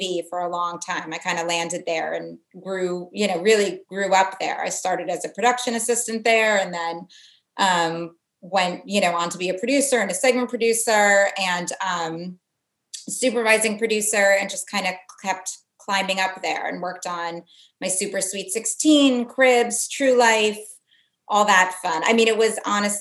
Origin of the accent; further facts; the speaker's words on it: Connecticut, United States; moved away as an adult; also born or lived in New York City / Los Angeles / Syracuse; I'm from Connecticut originally, and I'm actually back in Connecticut now